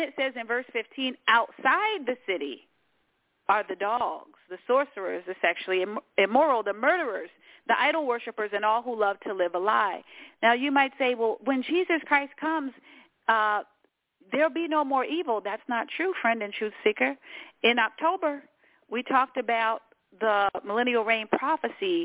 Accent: Washington, District of Columbia, United States; I was born in Washington, D.C.

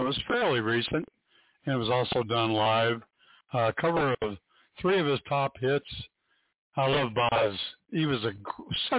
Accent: Phoenix, Arizona, United States; growing up in Phoenix like we did

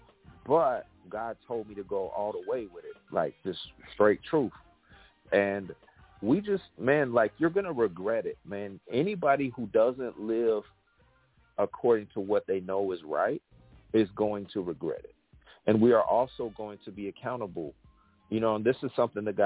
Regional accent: West Coast, United States; moved away as an adult; now in Atlanta, United States; I'm from the West Coast originally. I've been living in Atlanta area for 13 years

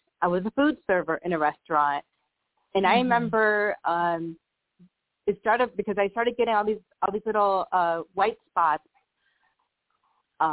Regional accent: Buffalo, New York, United States; moved away as an adult; also born or lived in San Antonio, Texas; I grew up in Buffalo, New York, and but I've also lived about 19 years in Buffalo, about 18 years in San Antonio, Texas, and I currently live back in the Buffalo area.

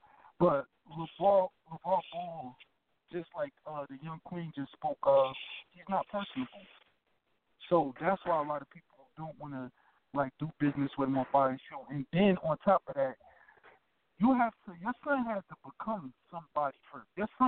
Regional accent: Newark, New Jersey, United States; I'm from Newark, New Jersey.

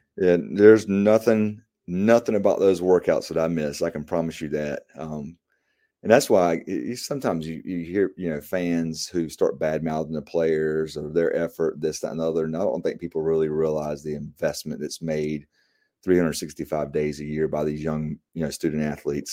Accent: Apex, North Carolina, United States; here in my hometown of Apex

